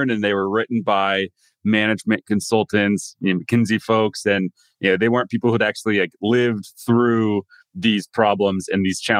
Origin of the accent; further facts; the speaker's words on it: India; now in Singapore; I come from India, but I've been in Singapore for half my life.